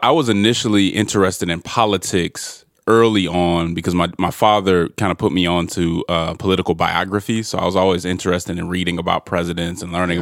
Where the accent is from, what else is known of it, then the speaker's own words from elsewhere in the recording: Denver, Colorado, United States; I'm originally from Denver, Colorado